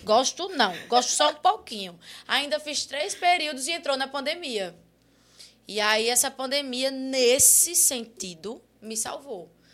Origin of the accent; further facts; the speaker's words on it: Guarabira, Paraíba, Brazil; moved away as an adult; eu saí de Guarabira, que é minha cidade natal